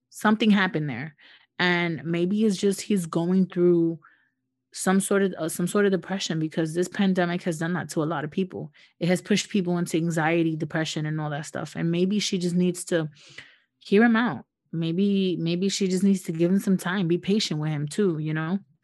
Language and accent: English; United States; also born or lived in New York; we're, we're, we're from the United States. We, we live in the United States